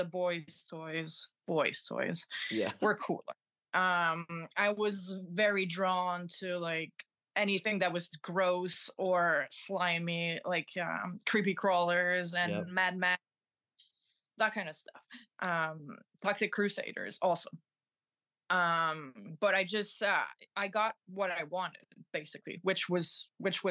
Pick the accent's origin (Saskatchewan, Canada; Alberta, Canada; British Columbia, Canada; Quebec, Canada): Quebec, Canada; Montreal; I'm from Montreal